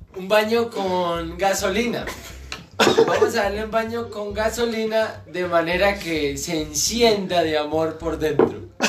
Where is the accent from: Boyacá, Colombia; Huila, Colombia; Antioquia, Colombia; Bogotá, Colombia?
Huila, Colombia; Oporapa; el municipio de Oporapa. Feliz, contentísimo de donde soy